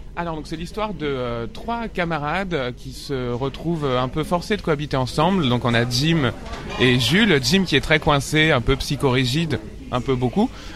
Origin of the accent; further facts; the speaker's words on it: Paris suburbs, Île-de-France, France; j'ai grandi en banlieue parisienne, dans le 94